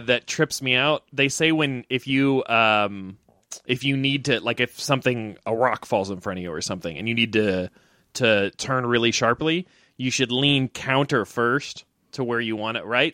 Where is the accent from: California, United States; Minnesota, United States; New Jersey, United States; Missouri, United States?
Missouri, United States; I grew up in Missouri